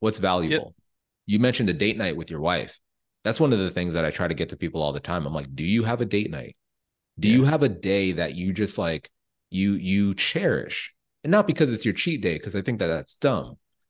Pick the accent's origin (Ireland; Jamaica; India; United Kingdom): Jamaica; I'm Jamaican